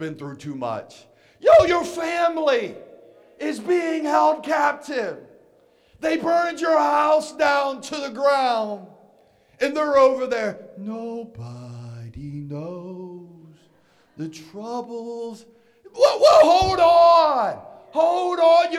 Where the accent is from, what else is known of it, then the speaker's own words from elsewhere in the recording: West Virginia, United States; moved away as an adult; also born or lived in Atlanta, Georgia; I'm born and raised in West Virginia